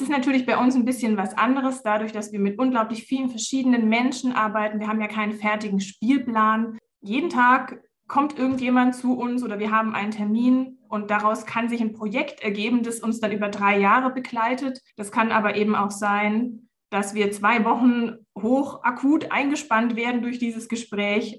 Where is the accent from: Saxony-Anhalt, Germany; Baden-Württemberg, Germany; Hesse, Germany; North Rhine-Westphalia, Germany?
Baden-Württemberg, Germany; Swabian Jura; moved away as an adult; also born or lived in Palatinate; now in Konstanz, Germany; Ich bin in der Pfalz geboren, und bin dann mit fünf Jahren auf die Schwäbische Alb verzogen worden